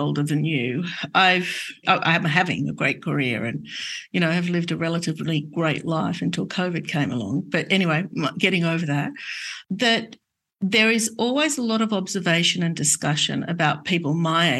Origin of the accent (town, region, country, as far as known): Australia